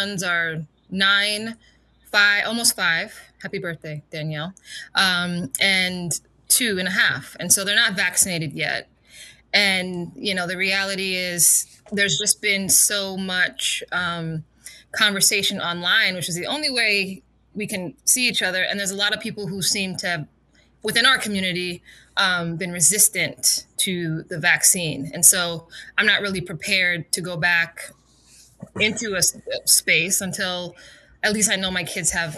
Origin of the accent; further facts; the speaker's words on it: Berrien Springs, Michigan, United States; now in West New York, United States; I'm originally from Berrien Springs, Michigan. I was born and raised there for many years, of course